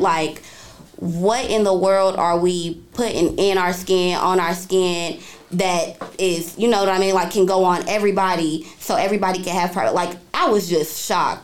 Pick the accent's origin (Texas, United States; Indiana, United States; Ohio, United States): Indiana, United States; Indianapolis; I'm from Indianapolis, Indiana